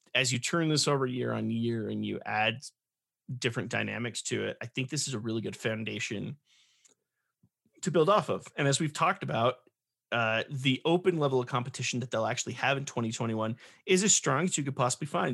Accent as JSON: {"language": "English", "region": "California", "country": "United States", "tie": "born or raised there", "said": "growing up in California"}